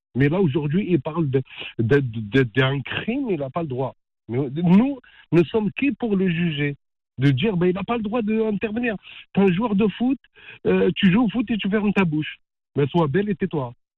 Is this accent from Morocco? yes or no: yes; Morocco; je suis marocain.